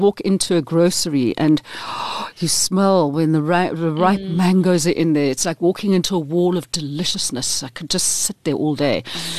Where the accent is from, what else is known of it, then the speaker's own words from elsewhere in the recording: Portsmouth, South East England, United Kingdom; my hometown.